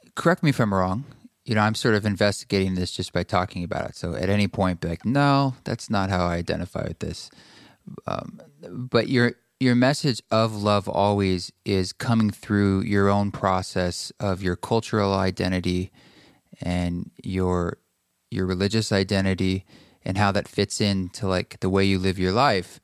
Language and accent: English; United States; being a white male growing up in America